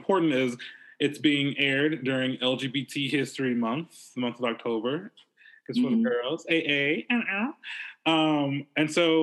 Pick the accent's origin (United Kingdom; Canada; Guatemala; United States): United States; Baldwin County, South Alabama; South Alabama and Baldwin County, where I grew up